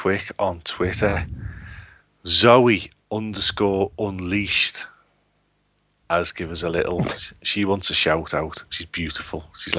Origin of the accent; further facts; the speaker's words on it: Liverpool, North West England, United Kingdom; I'm from Liverpool.